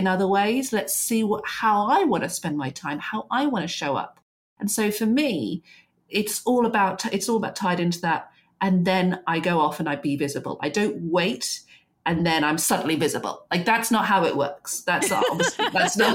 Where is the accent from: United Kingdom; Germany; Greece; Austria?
United Kingdom; England; particularly as English women